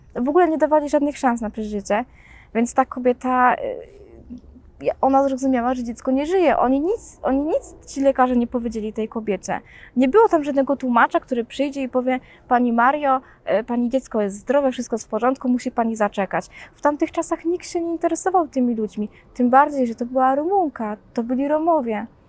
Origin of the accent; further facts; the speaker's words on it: Poznań, Greater Poland, Poland; urodziłam się 28 października w Poznaniu